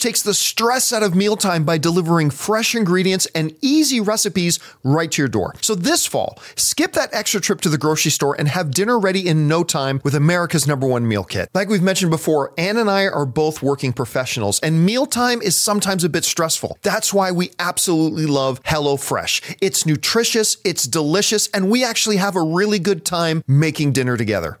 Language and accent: English; Canada; as a Canadian